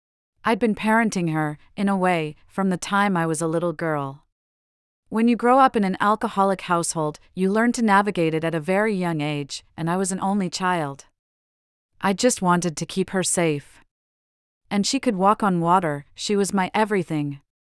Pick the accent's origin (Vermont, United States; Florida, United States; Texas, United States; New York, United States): New York, United States; Manhattan; Growing up in Manhattan, I saw New York in the 70s in a very raw way.